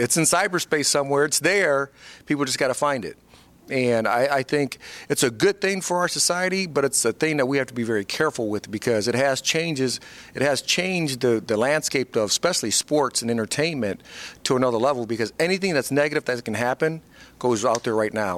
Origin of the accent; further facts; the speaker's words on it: Fort Wayne, Indiana, United States; moved away as an adult; my hometown in Fort Wayne, Indiana